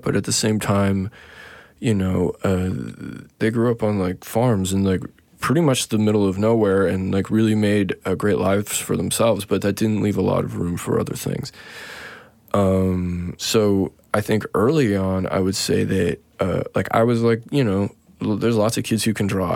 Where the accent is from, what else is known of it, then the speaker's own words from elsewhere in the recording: Saskatoon, Saskatchewan, Canada; moved away; also born or lived in Vancouver / Regina / Toronto / Montreal; I was born in Saskatoon, Saskatchewan